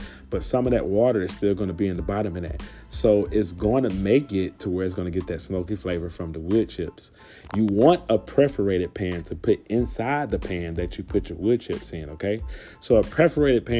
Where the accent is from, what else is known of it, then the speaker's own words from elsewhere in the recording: Louisiana, United States; Louisiana, we are the gumbo pot